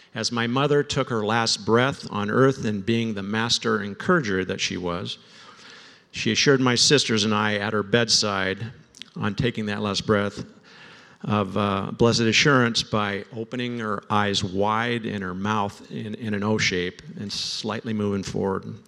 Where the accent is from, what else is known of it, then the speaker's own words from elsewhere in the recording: Mercer Island, Washington, United States; I was raised on Mercer Island